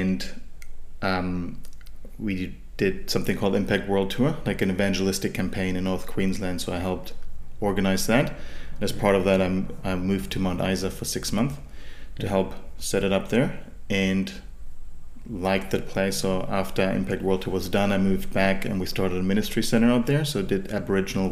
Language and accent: English; Germany; moved away as an adult; now in Sunshine Coast, Australia; So, I'm from Germany originally. I was born in a small town in Germany, and that's where I grew up